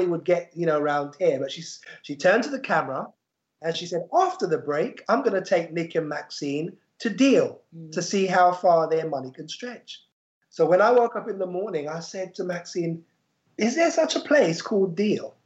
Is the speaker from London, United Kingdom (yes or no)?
yes; London, United Kingdom; moved away as an adult; now in Kent coast, United Kingdom; We're from London, just like Abigail. We're Londoners born and bred